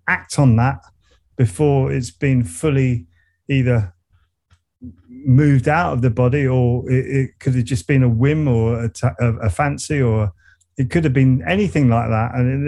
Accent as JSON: {"language": "English", "area": "Surrey", "region": "South East England", "country": "United Kingdom", "accent": "Surrey", "said": "I kept my Surrey accent"}